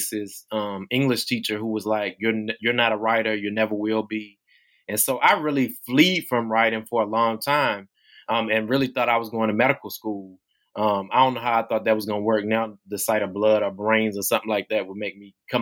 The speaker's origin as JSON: {"language": "English", "town": "Tappahannock", "region": "Virginia", "country": "United States", "tie": "born or raised there", "said": "I grew up in Essex County in Tappahannock, Virginia, and went to public schools here"}